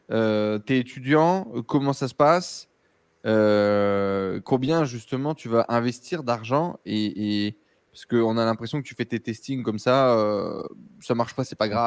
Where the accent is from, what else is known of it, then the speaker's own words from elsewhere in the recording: Morocco; moved away as an adult; also born or lived in France; Je suis marocain.